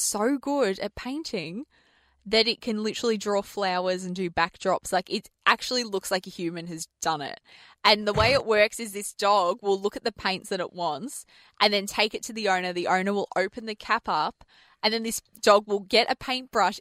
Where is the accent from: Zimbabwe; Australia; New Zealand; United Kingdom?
Australia; we're from Australia and we say mum